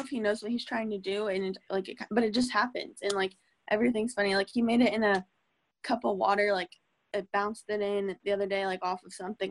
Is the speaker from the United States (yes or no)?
yes; Norman, Oklahoma, United States; born or raised there; also born or lived in Tulsa, Oklahoma